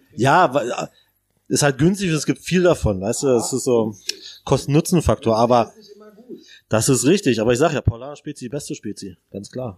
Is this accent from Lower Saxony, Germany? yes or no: yes; Braunschweig, Lower Saxony, Germany; moved away as an adult; now in Berlin, Germany; ich komme aus Braunschweig, äh, ehemals Zonen.